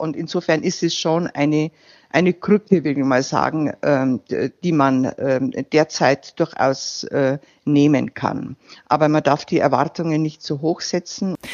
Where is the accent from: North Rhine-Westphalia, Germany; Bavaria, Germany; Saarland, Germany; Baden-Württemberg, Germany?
Bavaria, Germany; Landkreis Regen, Bavarian Forest, Germany; zu Hause in meiner Heimat, äh, als ich als CSU-Kreisvorsitzende äh, kandidierte